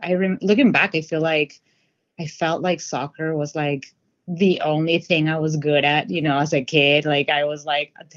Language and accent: English; Lima, Peru; now in Seattle, United States; I'm from Lima, Peru